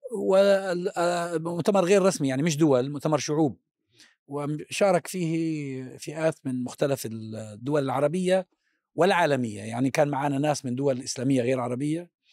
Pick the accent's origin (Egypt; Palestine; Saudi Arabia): Palestine; قلت له من فلسطين